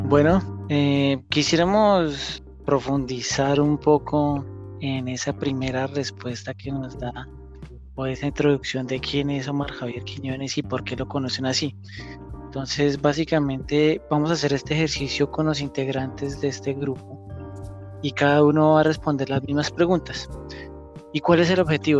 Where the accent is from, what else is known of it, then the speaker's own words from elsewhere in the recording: Bogotá, Colombia; moved away; yo soy de Bogotá, Colombia. Actualmente estoy en otro país